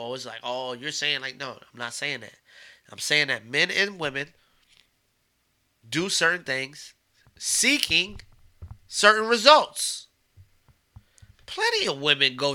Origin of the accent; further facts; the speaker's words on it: Beacon, New York, United States; moved away; also born or lived in Maryland / Washington, D.C. / Los Angeles, California; I'm from Beacon, New York